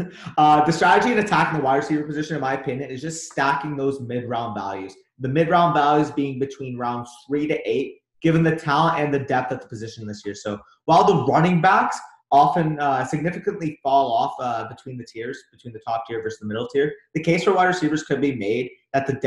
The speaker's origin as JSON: {"language": "English", "country": "Canada", "said": "We're from Canada"}